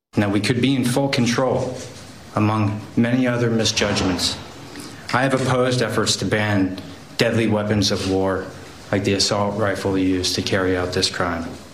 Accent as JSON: {"language": "English", "town": "Lewiston", "region": "Maine", "country": "United States", "tie": "born or raised there", "said": "my hometown of Lewiston, Maine"}